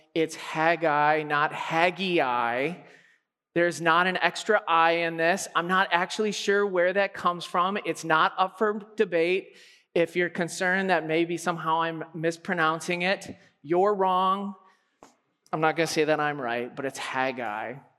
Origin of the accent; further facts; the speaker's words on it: Alberta, Canada; I am from Alberta